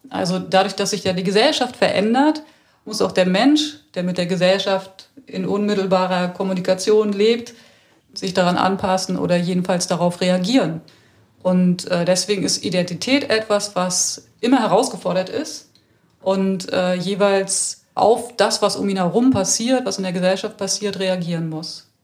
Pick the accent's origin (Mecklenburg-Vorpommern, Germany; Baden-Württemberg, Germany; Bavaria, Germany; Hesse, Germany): Mecklenburg-Vorpommern, Germany; Rostock; now in Berlin, Germany; Aufgewachsen bin ich in Rostock, das heißt an der Küste